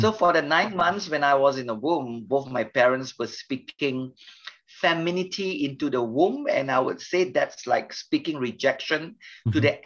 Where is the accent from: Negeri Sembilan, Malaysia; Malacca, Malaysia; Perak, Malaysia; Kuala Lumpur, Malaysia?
Malacca, Malaysia; Melaka; I come from a state, we call it state, a city called Melaka. Melaka is a popular state in Malaysia.